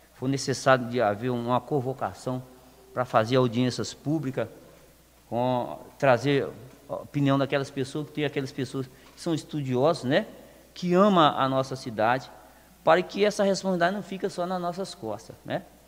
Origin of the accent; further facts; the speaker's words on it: Lagoa Santa, Minas Gerais, Brazil; sou nascido aqui em Lagoa Santa